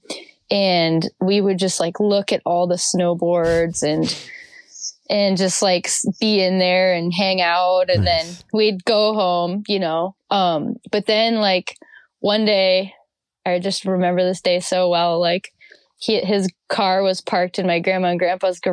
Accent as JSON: {"language": "English", "region": "north central Wisconsin", "country": "United States", "tie": "born or raised there", "also_born_or_lived": "Montana / Bellingham area, Washington", "moved": "yes", "lives_now": "Washington, United States", "said": "I am from Wisconsin. Wisconsin, north central Wisconsin. I grew up snowboarding at a place that I will always know as Rip Mountain"}